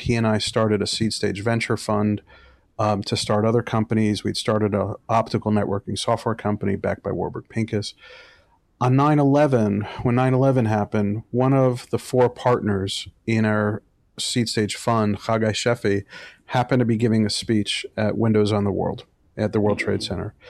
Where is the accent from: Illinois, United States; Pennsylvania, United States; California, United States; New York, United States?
New York, United States; New York City; also born or lived in Michigan; I was raised in an Orthodox Jewish community in, in Brooklyn, New York